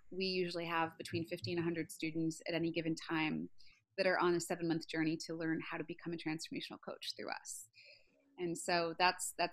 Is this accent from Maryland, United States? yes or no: yes; Baltimore, Maryland, United States; I'm from West Side of Baltimore, so yeah, even even West Side of Baltimore people can buy a house in San